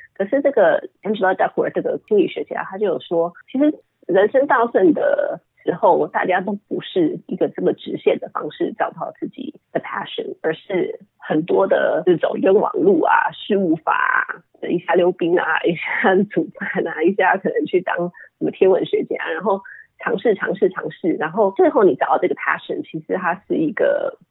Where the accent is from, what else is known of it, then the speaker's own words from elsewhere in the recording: Taiwan; moved away as an adult; also born or lived in Puerto Rico / United States; 后来搬到台湾的时候，我，呃，直接上小学四年级